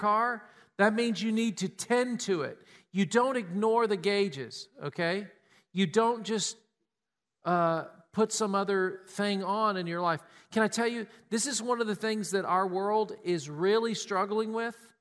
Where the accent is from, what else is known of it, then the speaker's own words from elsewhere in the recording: Tennessee, United States; We grew up in Tennessee.